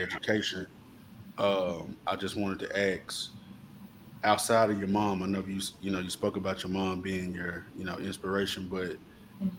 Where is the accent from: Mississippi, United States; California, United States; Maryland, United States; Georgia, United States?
Mississippi, United States; Coldwater; Mac and I, uh, born and raised in Coldwater